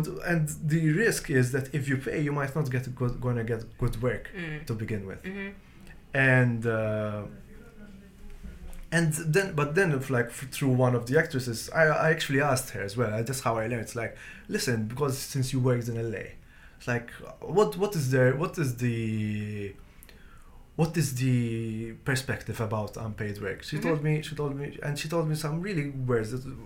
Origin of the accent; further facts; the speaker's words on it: Malta; moved away as an adult; now in Seoul, South Korea; back in my home country